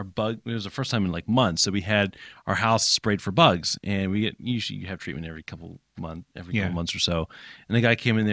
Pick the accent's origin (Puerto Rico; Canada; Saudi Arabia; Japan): Japan; I grew up in Japan, and if you're church planting in Japan